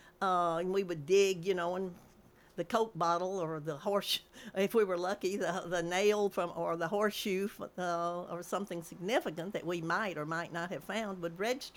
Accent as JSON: {"language": "English", "town": "Murfreesboro", "region": "Tennessee", "country": "United States", "tie": "born or raised there", "also_born_or_lived": "Coffee County, Tennessee", "said": "Well, I've lived in Rutherford County since I was about 6 months old. I was actually born in Coffee County, and my roots run pretty deep there, but Murfreesboro and Rutherford County is my home. I grew up on North Spring Street, 908 North Spring"}